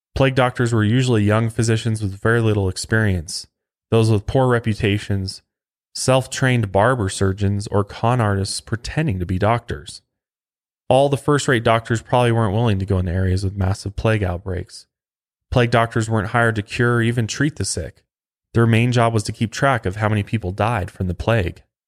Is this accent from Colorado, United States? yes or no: yes; Colorado, United States; right here in my home state of Colorado